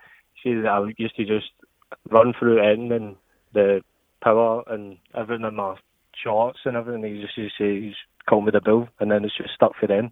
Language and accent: English; York, Yorkshire and the Humber, United Kingdom; He knew where I was from. I'm from York.